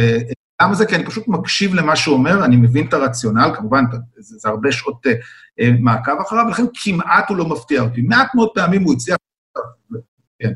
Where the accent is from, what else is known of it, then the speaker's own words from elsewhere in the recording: Israel; אני ישראלי